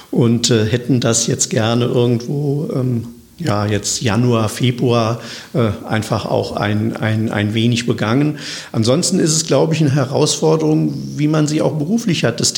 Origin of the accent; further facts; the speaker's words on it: Wiesbaden, Hesse, Germany; Und ich bin ja nun gebürtiger Wiesbadener. Und äh, von daher liegt mir Wiesbaden natürlich, natürlich am, am, am Herzen.